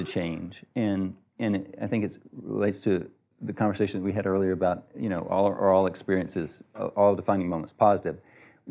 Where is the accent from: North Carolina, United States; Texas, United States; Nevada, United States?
Texas, United States; I'm from Texas